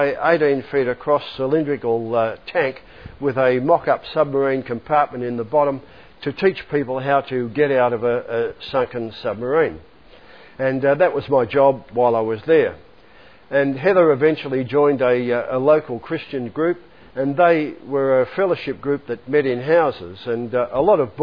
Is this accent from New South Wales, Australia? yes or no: no; Melbourne, Victoria, Australia; I grew up here in Melbourne